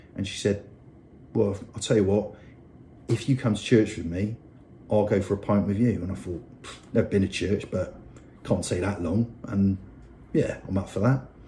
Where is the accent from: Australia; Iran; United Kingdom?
United Kingdom; Bristol, South West England; I grew up in Bristol um, on a council estate.